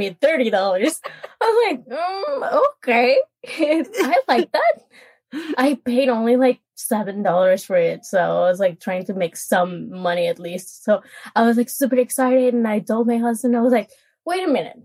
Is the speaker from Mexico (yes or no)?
yes; Monterrey, Nuevo León, Mexico; now in Ashburn, United States; It's a place called Monterrey.